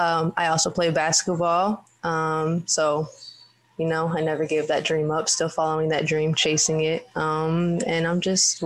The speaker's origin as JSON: {"language": "English", "town": "Lapwai", "region": "Idaho", "country": "United States", "also_born_or_lived": "Minnesota", "moved": "as an adult", "lives_now": "Memphis, United States", "said": "I am from Lapway, Idaho. My mother is Rosanna Green, and my father is"}